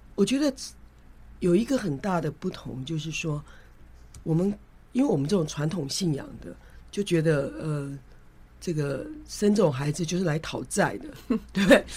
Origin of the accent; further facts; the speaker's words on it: Kaohsiung, Taiwan; now in Taipei, Taiwan; 我妹妹是住高雄，我住台北，我本来是高雄人嘛